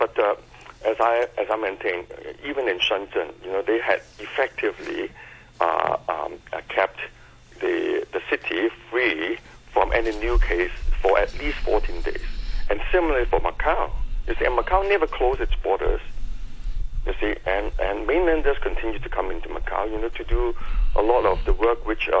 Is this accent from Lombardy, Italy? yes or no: yes; Lombardy, Italy; You know, who is going to tell them that, I come from Lombardy.